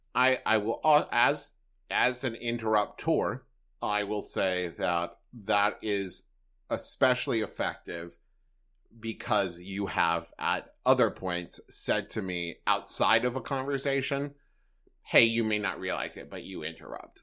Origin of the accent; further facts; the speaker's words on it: Huntington, West Virginia, United States; moved away; also born or lived in Los Angeles; in Huntington, West Virginia, which is my hometown